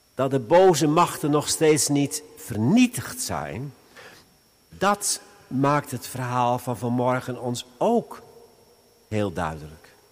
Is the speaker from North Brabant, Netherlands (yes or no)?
no; Veluwe, Gelderland, Netherlands; bij ons op de Veluwe.